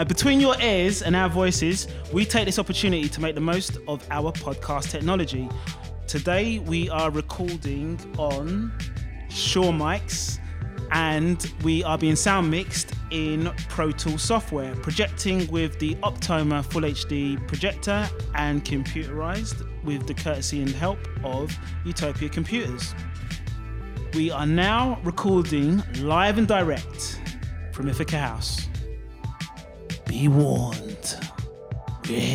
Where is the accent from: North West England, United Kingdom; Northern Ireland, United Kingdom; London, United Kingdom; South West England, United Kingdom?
London, United Kingdom; also born or lived in Leyton; I'm born in Hackney, living in Leighton